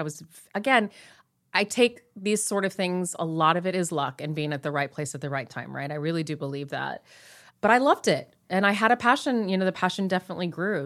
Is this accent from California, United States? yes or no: yes; Long Beach, California, United States; I grew up in here, Southern